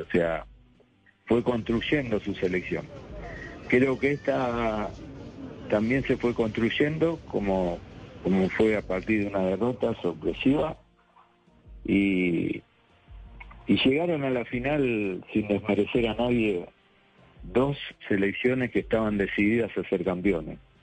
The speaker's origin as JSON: {"language": "Spanish", "town": "La Plata", "region": "Buenos Aires Province", "country": "Argentina", "tie": "born or raised there", "said": "Estoy en sí, en mi ciudad, mi ciudad natal, en la ciudad de La Plata."}